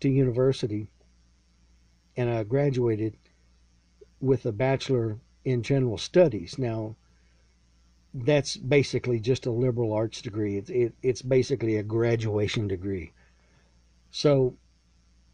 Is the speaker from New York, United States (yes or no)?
no; Lexington, Texas, United States; I was born in Central Texas, raised in a small town called Lexington